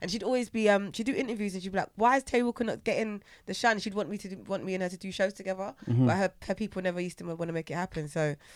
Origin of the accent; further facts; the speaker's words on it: Germany; also born or lived in England; now in United Kingdom; I'm a mixture of everything because I grew up in Germany, so hip hop and soul and reggae was very, very big over there